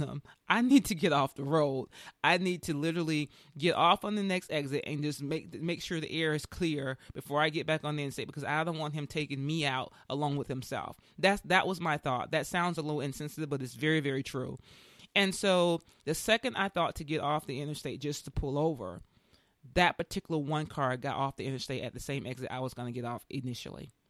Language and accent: English; Tuskegee, Alabama, United States; moved away; I'm from, I'm from Tuskegee, Alabama, and I gotta tell you, ever since I left there in ninety-four